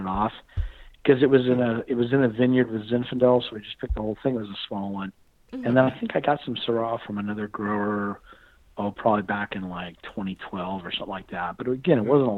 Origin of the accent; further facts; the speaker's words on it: Fresno, California, United States; I was born in Fresno, California